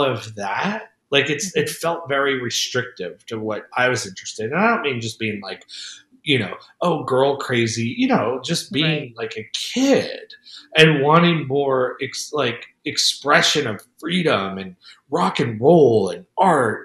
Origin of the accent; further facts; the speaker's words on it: United States; I was born in the United States